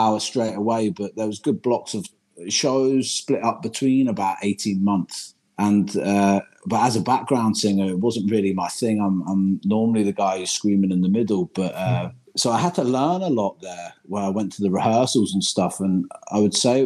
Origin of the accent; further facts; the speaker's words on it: Jersey; moved away as an adult; also born or lived in Liverpool / United Kingdom; now in Berlin, Germany; I'm originally from Jersey in the Channel Islands